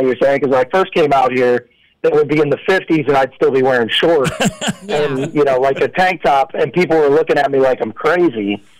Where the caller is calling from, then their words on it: California, United States; I am calling in from Orange County, California.